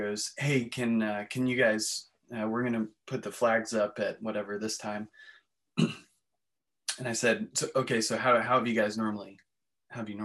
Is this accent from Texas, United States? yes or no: no; Frederick, Maryland, United States; moved away as an adult; my hometown of Frederick